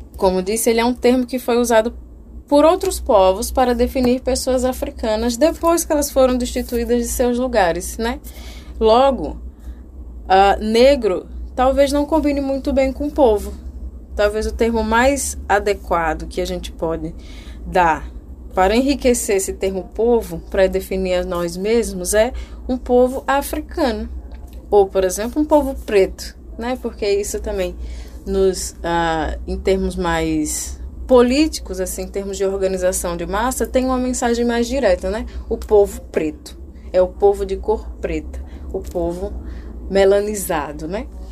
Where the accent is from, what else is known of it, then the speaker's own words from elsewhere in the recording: Brazil; also born or lived in Alagoas; nós nascemos no Brasil